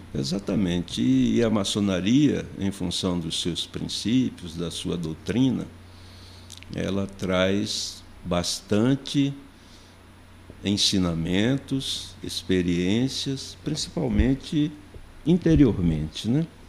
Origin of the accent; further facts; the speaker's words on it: Recife, Pernambuco, Brazil; moved away as an adult; now in Brasília, Brazil; tudo começou em Recife, Pernambuco, onde nasci. Cheguei em Brasília em 1977, em função de um concurso público